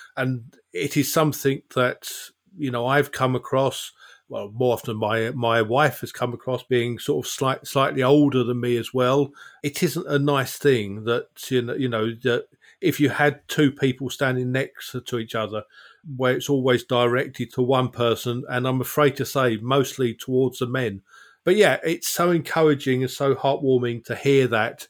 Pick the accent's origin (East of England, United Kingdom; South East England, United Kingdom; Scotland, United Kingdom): East of England, United Kingdom; South Essex; moved away; I was born and bred in South Essex